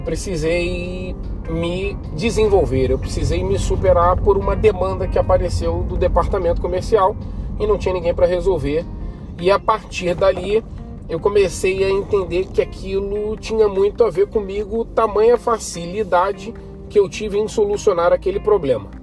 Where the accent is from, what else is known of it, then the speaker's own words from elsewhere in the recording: Rio de Janeiro, Brazil; sou carioca, 38 anos de idade